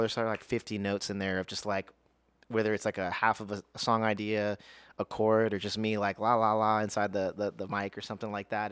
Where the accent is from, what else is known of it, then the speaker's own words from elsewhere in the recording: Las Vegas, Nevada, United States; also born or lived in Houston, Texas; I was born, uh, in Houston, Texas, but raised in Las Vegas.